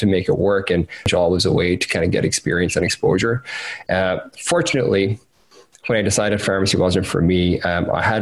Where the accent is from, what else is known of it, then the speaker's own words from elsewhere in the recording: Cork, Munster, Ireland; I'm from Cork in Ireland